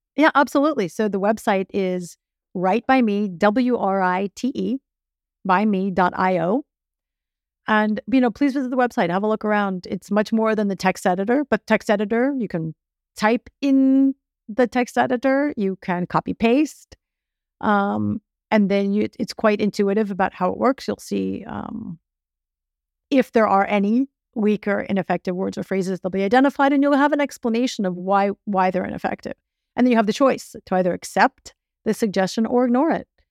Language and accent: English; Miami, Florida, United States; I was born in Miami. I grew up in Miami